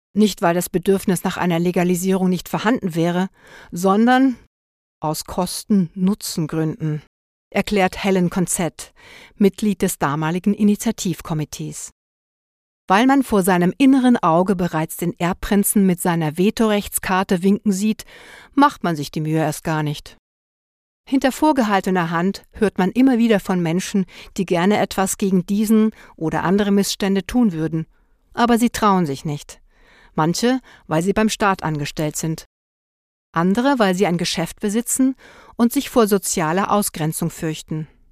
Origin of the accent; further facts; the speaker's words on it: Liechtenstein; moved away; Ich als im Ausland lebende Liechtensteinerin